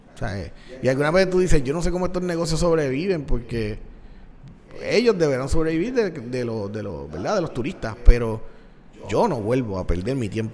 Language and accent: Spanish; Puerto Rico; yo soy de Puerto Rico